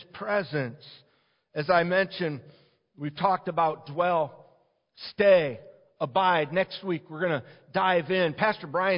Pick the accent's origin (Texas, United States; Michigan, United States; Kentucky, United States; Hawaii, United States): Michigan, United States; Detroit; I grew up in the Detroit area and Metro Detroit area